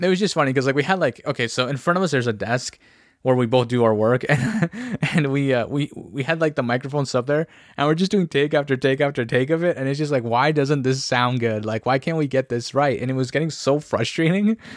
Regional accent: Ontario, Canada; we're from Ontario

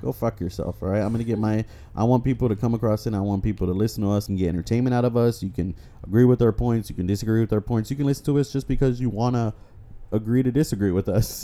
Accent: Texas, United States; we are from Texas

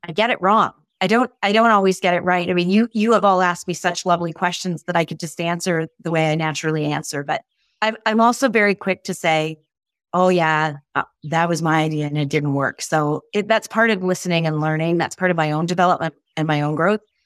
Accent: Canada; I'm truly Canadian

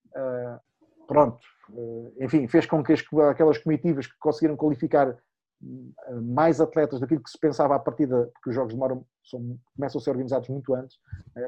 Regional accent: Madeira, Portugal; Eu sou da Madeira, eu era um dos cinco olímpicos da Madeira

